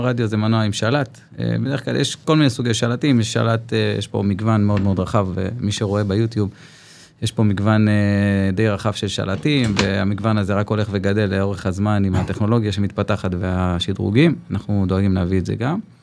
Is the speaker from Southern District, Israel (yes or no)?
no; Zikhron Ya'akov, Haifa District, Israel; now in Ma'ayan Zvi, Israel; כרגע במעיין צבי, אני גדלתי בזיכרון